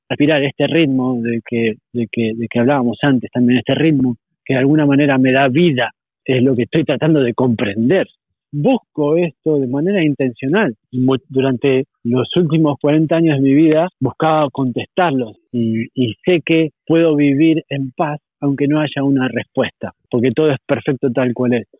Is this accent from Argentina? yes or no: yes; Argentina; moved away as an adult; also born or lived in Uruguay; now in Spain; Soy argentino, sí, argentino. Argentino viví hasta los 23 años en Argentina, después me fui a Uruguay